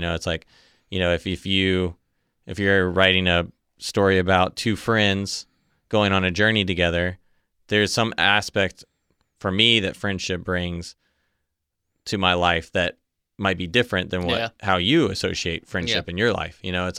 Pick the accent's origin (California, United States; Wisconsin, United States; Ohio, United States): Ohio, United States; born there; You know, my mom's from Michigan. Mm-hmm. I was born in Ohio.